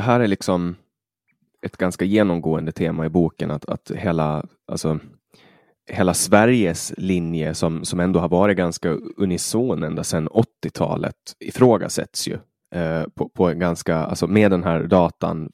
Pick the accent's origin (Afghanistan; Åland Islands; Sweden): Åland Islands; jag växte upp på Åland